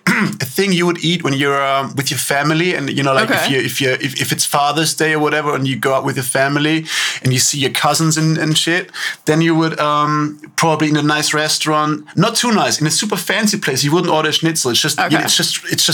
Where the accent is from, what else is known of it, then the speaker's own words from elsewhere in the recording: Upper Austria, Austria; also born or lived in Linz / Wels; I grew up there in a town called Al-Hamming. Really small.